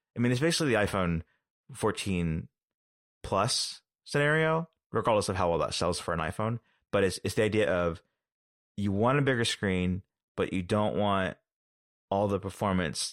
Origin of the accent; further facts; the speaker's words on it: United States; as an American